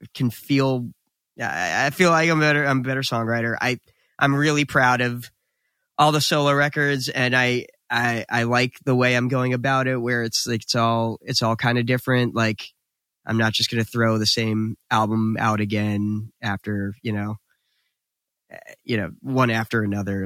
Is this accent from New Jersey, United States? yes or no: yes; New Jersey, United States; we were instantly proud to be from New Jersey